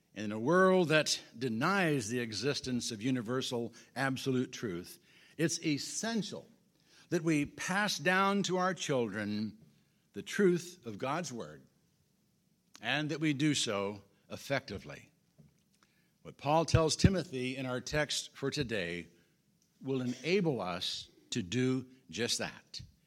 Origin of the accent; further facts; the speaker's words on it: Illinois, United States; also born or lived in Washington, Kansas; Marilyn and I came to Washington from Illinois forty-seven years ago as newlyweds